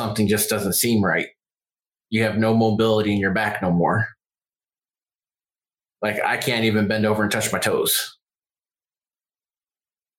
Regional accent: western New York State, United States; moved away; I grew up in the Northeast. I grew up in New York State.

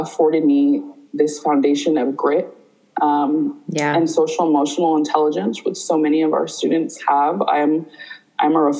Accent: Huntington Beach, California, United States; also born or lived in Santa Ana; I was from Orange County. I spent most of my life in Huntington Beach

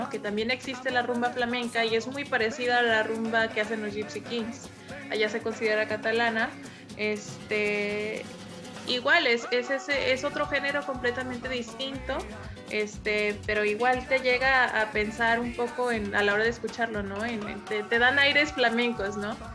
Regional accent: Mexico; También como mexicanos, como, o sea, nosotros escuchamos nuestra música, ¿no?

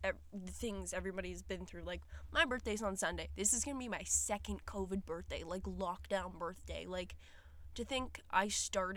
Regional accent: Ontario, Canada; I was born in Ontario, and my parents divorced from a young age, but I was always very close with my parents, my grandparents, and, we've lived in this same small town for a very long, long, long time

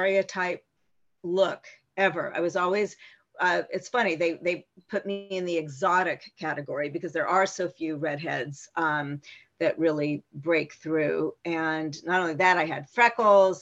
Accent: Palm Springs, California, United States; I grew up in Palm Springs where they all hung out

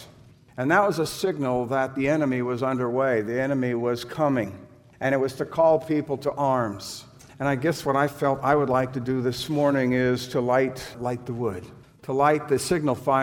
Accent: San Diego, California, United States; I was raised in San Diego

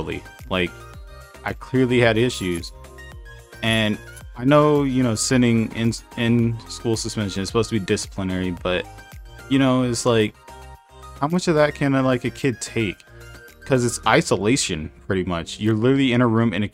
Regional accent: Mesquite, Texas, United States; We grew up in right outside of Dallas, Texas, Mesquite, Texas.

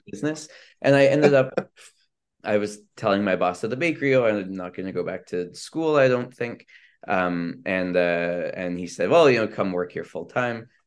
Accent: Vancouver, British Columbia, Canada; moved away as an adult; also born or lived in Israel; I grew up in Vancouver, B C, um, and so, uh, you know, I came here as an international student

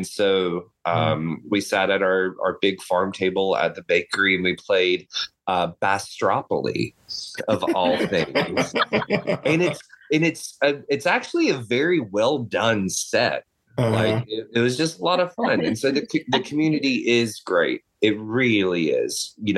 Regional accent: the South, United States; because growing up in the South, you know, I'm not from the deep South

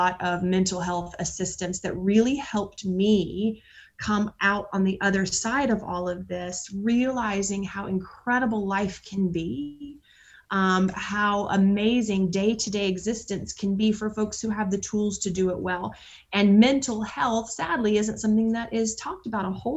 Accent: Atlanta, Georgia, United States; now in Nashville, United States; I'm from Atlanta, Georgia, and moved to Nashville in 1998

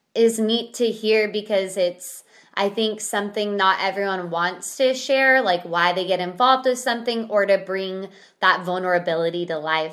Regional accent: Central Valley, California, United States; we are literally from the Central Valley, mm-hmm. um, and that's where we live

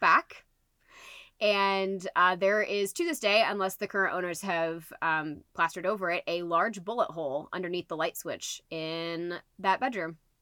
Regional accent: Liston, Indiana, United States; I grew up in Liston, Indiana

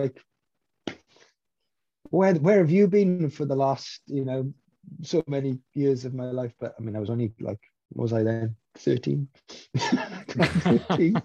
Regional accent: Maesteg, Wales, United Kingdom; my hometown of Maesteg is a small mining town.

